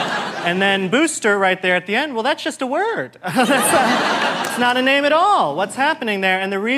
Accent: Midwest, United States; also born or lived in Korea; growing up in the Midwest with this face and that family. I mean, I literally knew I was gay before I knew I was Asian.

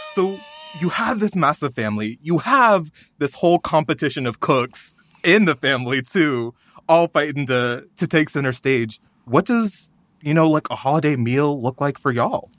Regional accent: Texas, United States; my home state, Texas

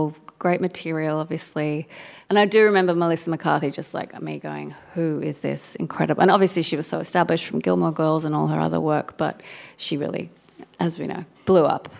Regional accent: Sydney, New South Wales, Australia; now in Brooklyn, United States; I am from Sydney.

